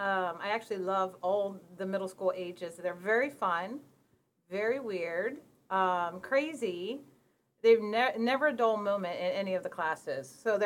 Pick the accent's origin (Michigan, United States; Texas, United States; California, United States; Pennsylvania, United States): Pennsylvania, United States; moved away as an adult; also born or lived in Bangladesh; now in Washington, United States; Okay, I'm originally from Pennsylvania. I taught there for a few years, then went overseas to Bangladesh and taught, and ended up out here in Washington, and this is actually, I've been out here for about 20 years.